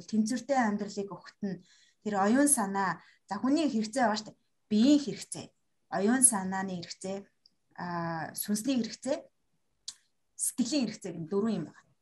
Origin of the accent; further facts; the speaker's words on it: Mongolia; би өөрөө Монгол соёлд өссөн